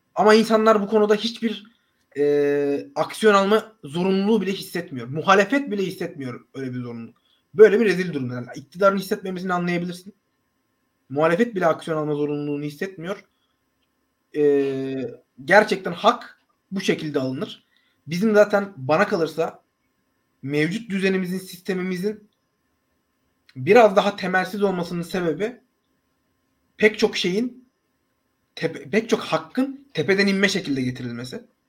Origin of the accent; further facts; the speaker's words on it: Akhisar, Manisa, Turkey; ben Akisarlıyım